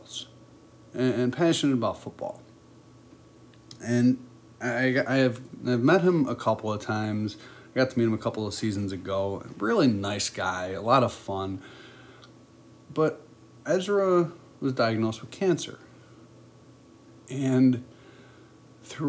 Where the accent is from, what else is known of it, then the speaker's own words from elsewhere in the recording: Buffalo, New York, United States; I'm born and raised in Buffalo